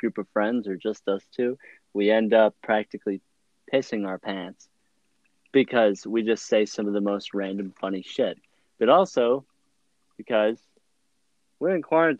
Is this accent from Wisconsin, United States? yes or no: yes; Madison, Wisconsin, United States; We're from the Madison, Wisconsin area